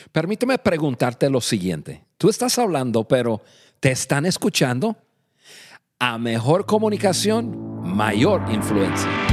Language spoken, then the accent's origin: Spanish; United States; Spanish is a second language; moved away as an adult; now in Mexico; Nosotros los dos somos nativos de, Estados Unidos, somos norteamericanos